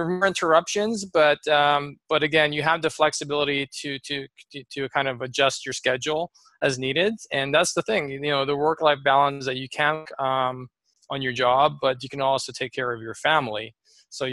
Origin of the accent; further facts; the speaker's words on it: Lower Mainland, British Columbia, Canada; also born or lived in Philippines; I was born in the Philippines and kind of came to Canada when I was around 6 or 7. So I grew up in the lower end BC here.